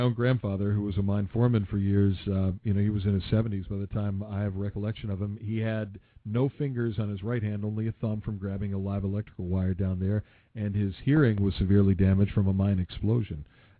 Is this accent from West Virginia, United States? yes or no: yes; southern West Virginia, United States; moved away; my hometown in southern West Virginia